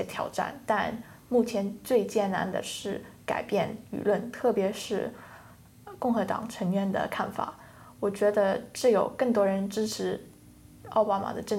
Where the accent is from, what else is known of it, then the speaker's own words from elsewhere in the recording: United Kingdom; 我在我是在英国出生的